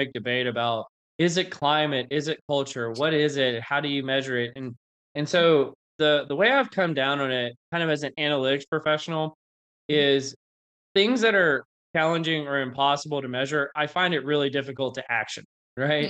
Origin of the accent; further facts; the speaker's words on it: North Louisiana, United States; I grew up in North Louisiana